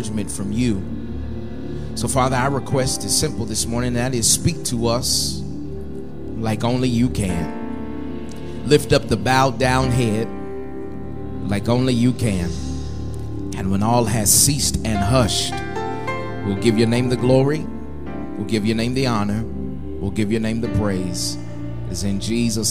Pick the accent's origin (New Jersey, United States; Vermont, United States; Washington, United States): Washington, United States; Seattle; moved away as an adult; also born or lived in Las Vegas, Nevada; now in California, United States; I serve in California now, served for 6 years in Las Vegas before then, but I'm originally from Seattle, Washington, and so my life is the West Coast